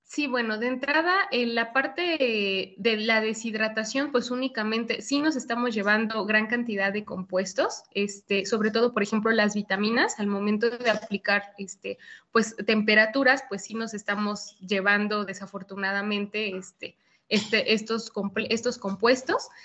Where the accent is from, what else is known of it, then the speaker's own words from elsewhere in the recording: State of Mexico, Mexico; en el Estado de México, de donde soy originaria